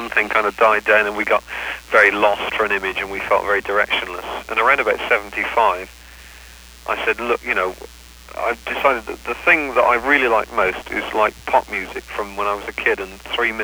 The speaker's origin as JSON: {"language": "English", "town": "Swindon", "region": "South West England", "country": "United Kingdom", "said": "we didn't come from London, we came from Swindon"}